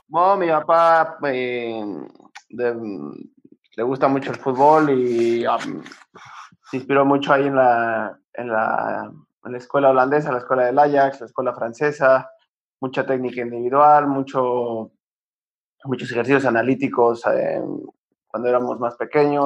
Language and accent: Spanish; Cuernavaca, Morelos, Mexico; moved away as an adult; also born or lived in Netherlands / Mexico City; now in Spain; Empecé en Cuernavaca, yo soy de Cuernavaca y empecé ahí, em, cuando yo tenía nueve años